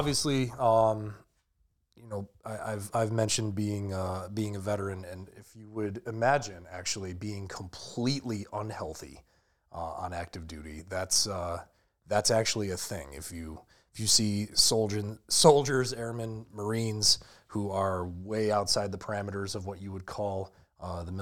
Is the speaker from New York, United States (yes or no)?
yes; Western New York, United States; also born or lived in Boston, Massachusetts; is originally from the Northeast and moved out here to the lovely, gray, barren wasteland of Western New York in early elementary school.